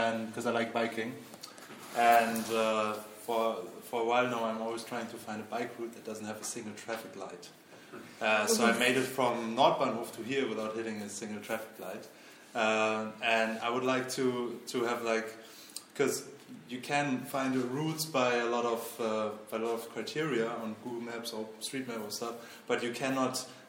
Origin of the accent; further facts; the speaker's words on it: Munich, Bavaria, Germany; now in Berlin, Germany; I'm from Munich